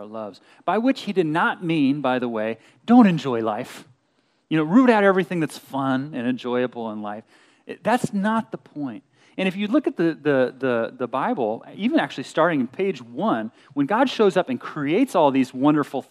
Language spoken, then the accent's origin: English; Berkeley, Bay Area, Southern California, United States; We moved from SoCal up to the Bay Area to Berkeley when I was in sixth grade